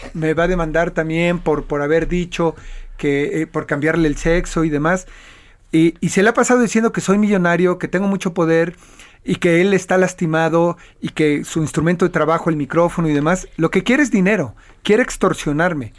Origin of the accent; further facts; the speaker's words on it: Mexico; Como mexicano, como latino